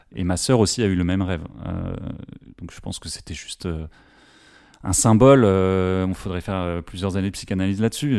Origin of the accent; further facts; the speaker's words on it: Paris, Île-de-France, France; je suis parisien